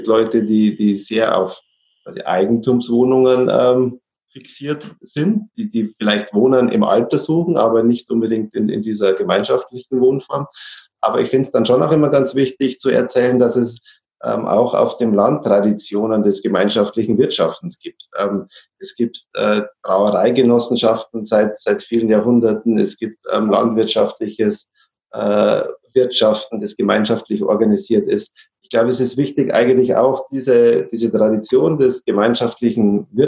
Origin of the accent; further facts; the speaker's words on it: Neuenburg am Rhein, Baden-Württemberg, Germany; now in Munich, Germany; ich stamme aber hier aus Neuenburg ähm, und habe den Kontakt auch immer zur, zu meiner Heimat behalten.